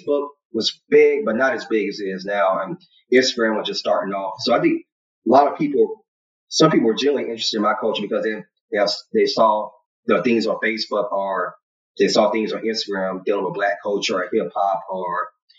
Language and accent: English; United States; growing up in the United States, you know, you see yourself as a Black American